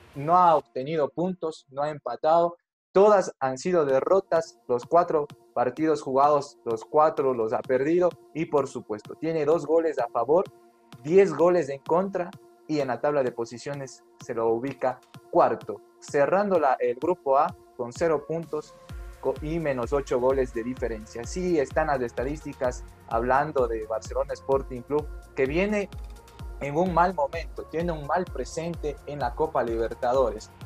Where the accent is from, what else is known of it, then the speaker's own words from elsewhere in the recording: Ecuador; a nosotros como ecuatorianos